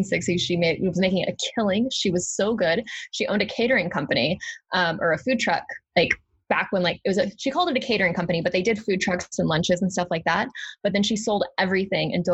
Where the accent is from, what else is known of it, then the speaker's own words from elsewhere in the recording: Arkansas, United States; I'm from Arkansas